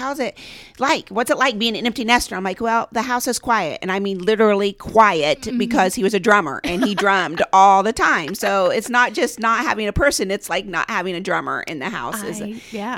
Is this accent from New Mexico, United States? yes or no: no; Randolph County, Indiana, United States; I grew up here, as I said, in Randolph County.